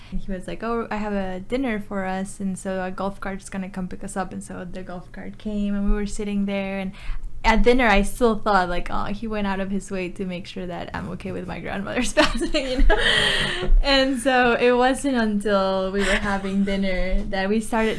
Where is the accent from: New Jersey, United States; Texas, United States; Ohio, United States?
Texas, United States; New Braunfels; also born or lived in Mexico City, Mexico; I'm originally from Mexico City, but I grew up in New Braunfels. So I've been here for over 20 years now.